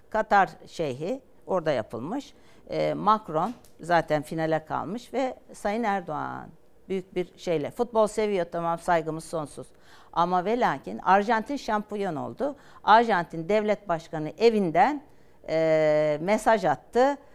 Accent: İzmit, Kocaeli, Turkey; Onlarla e, Türkiye'nin her yerinde var da, yani İzmitliyim.

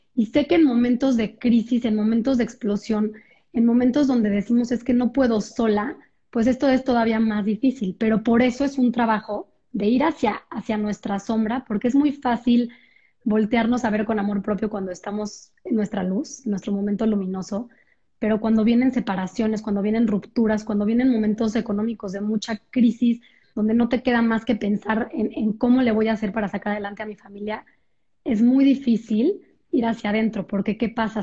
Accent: Mexico; soy de México

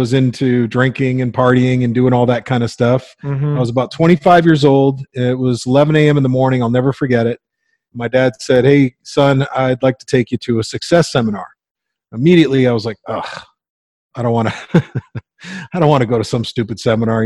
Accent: Windsor, Ontario, Canada; I grew up in Windsor, Ontario

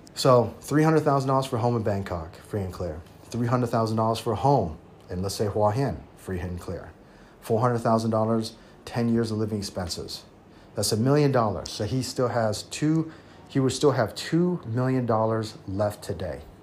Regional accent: United States; also born or lived in Taiwan; now in Thailand; I'm American at heart because that's where I was raised

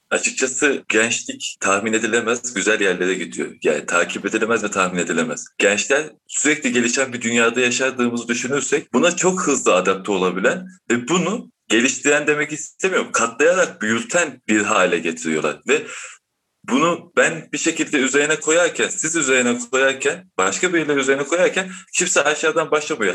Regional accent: Çarşamba, Samsun, Turkey; ben Çarşamba'da doğdum büyüdüm. Çarşambalıyım

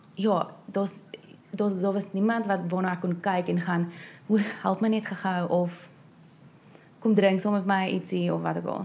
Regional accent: South Africa; moved away; ek's van Suid-Afrika af

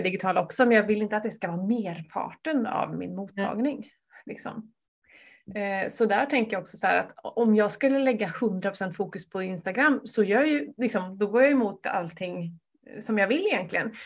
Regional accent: Vänersborg, Västra Götaland, Sweden; min hemstad

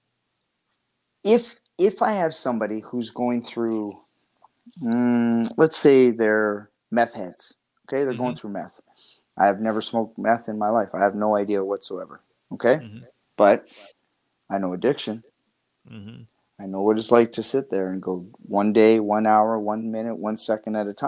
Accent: Canada; I'm from Canada

